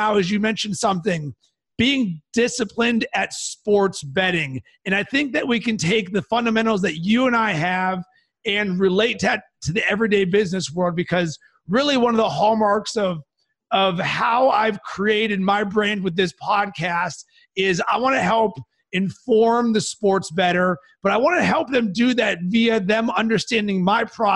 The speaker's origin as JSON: {"language": "English", "town": "Pittsburgh", "region": "Pennsylvania", "country": "United States", "said": "I'm from Pittsburgh"}